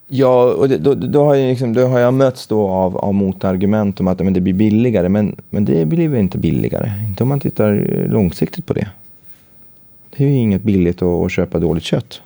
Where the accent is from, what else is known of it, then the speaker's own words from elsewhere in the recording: Gävle, Gävleborg County, Sweden; moved away; Jag var uppe i Gävle, eh, mina hemtrakter